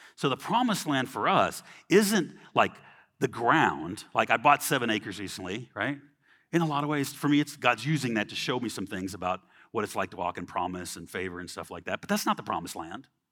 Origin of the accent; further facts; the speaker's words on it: Los Angeles, Orange County, California, United States; I grew up in California, L A, Orange County